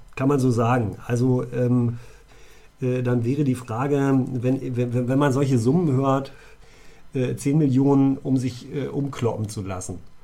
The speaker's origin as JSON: {"language": "German", "area": "near Göttingen", "region": "Lower Saxony", "country": "Germany", "tie": "born or raised there", "moved": "yes", "said": "in meiner Heimat, in der Nähe von Göttingen äh, Vorharz"}